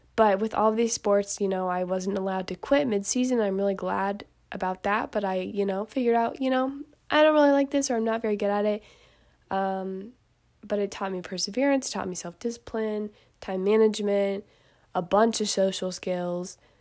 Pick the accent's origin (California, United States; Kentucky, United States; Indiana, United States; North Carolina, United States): Indiana, United States; I am from Indiana